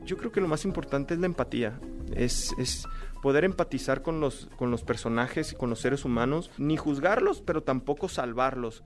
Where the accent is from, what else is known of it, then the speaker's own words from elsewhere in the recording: Baja California, Mexico; also born or lived in London / Los Angeles; yo soy de Baja California Norte